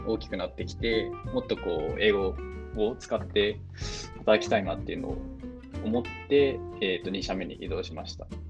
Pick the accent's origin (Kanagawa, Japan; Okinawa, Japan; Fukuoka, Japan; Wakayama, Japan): Fukuoka, Japan; moved away as an adult; also born or lived in Tokyo / California, United States; now in Dublin, Ireland; もともと日本で生まれて、大学で東京に出る前までは、えーと、ずっと福岡で育ちました